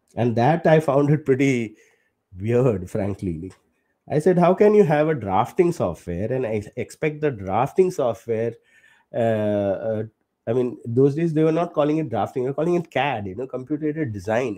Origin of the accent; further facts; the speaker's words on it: Kerala, India; moved away; from my home state of Kerala. I'm from Kerala